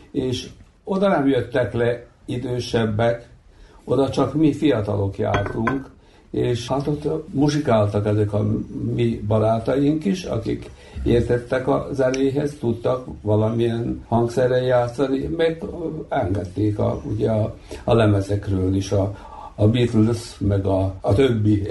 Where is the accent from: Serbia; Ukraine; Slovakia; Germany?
Serbia; Bački Monoštor, Vojvodina; egy faluban születtünk, nőttünk, feljártunk iskolába, ismertük egymást kiskorunktól fogva